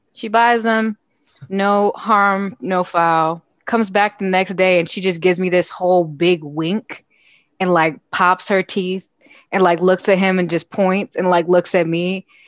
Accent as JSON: {"language": "English", "town": "Chicago", "region": "Illinois", "country": "United States", "tie": "born or raised there", "said": "I'm homegrown from Chicago, West Side"}